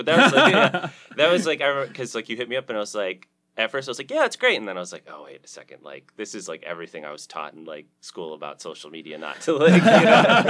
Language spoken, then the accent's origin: English; Detroit, Michigan, United States; So I'm from Detroit.